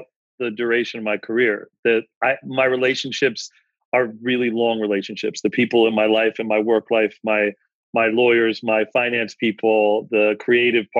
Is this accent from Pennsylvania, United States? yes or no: yes; Philadelphia, Pennsylvania, United States; growing up in Philadelphia